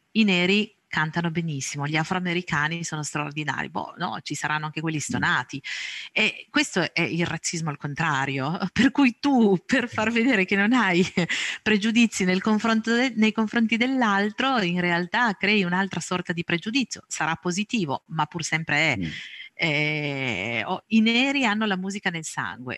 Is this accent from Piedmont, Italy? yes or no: yes; province of Cuneo, Piedmont, Italy; Sono nata e cresciuta in provincia di Cuneo, qui ancora vivo